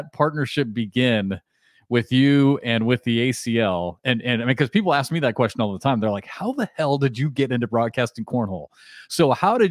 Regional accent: Iowa, United States; moved away as an adult; also born or lived in Kansas; I grew up in Iowa, and I could have easily gone to a small school in Iowa

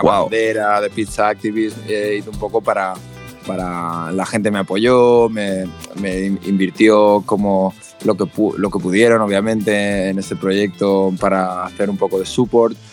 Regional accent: Valencia, Valencian Community, Spain; yo soy de Valencia

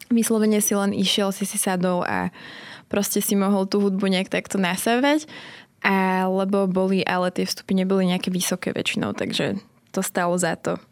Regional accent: Slovakia; accent: Slavic; moved away as an adult; also born or lived in Manchester, United Kingdom

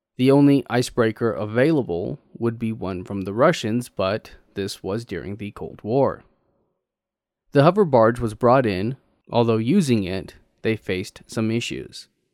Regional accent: Texas, United States; As a Texan

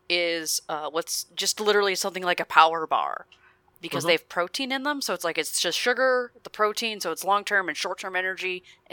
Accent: Oregon, United States; born or raised there

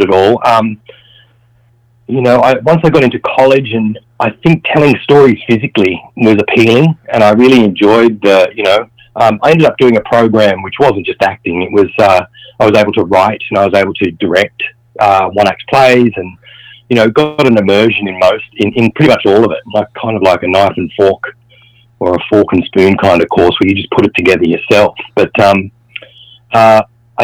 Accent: just north of Sydney, New South Wales, Australia; I lived in regional Australia, just north of Sydney. I was brought up on a farm.

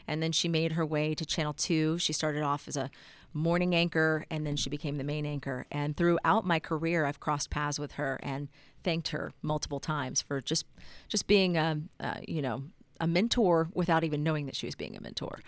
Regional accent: Texas, United States; moved away as an adult; now in Utah, United States; you just grow up in Texas being very proud of being a Texan

